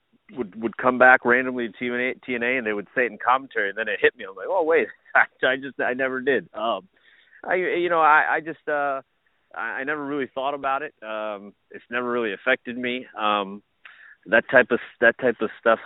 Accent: Burke, Virginia, United States; I grew up in Fairfax, Virginia, so specifically Burke, Virginia

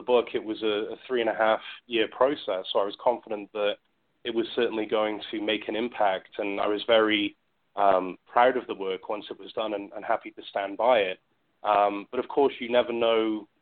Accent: United Kingdom; moved away; I grew up in the UK

